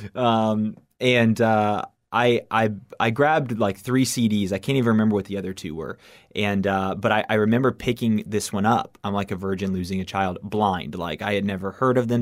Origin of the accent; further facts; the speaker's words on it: Miami, Florida, United States; I was born and raised in Miami, Florida